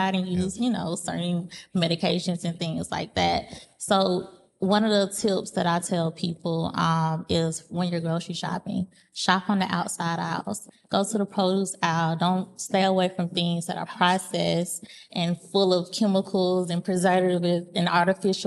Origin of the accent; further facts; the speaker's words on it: the South, United States; being from the South, we're big on holding on to those cultural things that we like to eat